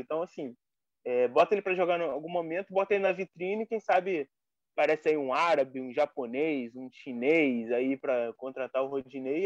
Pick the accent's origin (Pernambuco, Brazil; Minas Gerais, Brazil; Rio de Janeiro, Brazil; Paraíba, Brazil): Rio de Janeiro, Brazil; Nilópolis; lá da minha terra, Nilópolis.